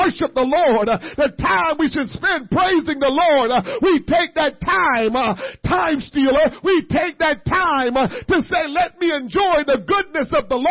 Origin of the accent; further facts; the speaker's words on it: United States; as an American people